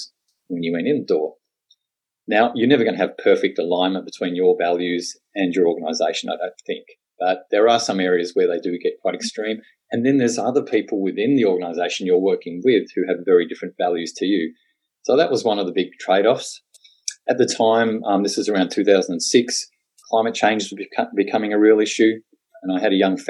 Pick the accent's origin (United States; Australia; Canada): Australia; Tasmania; I'm a born and bred Tasmanian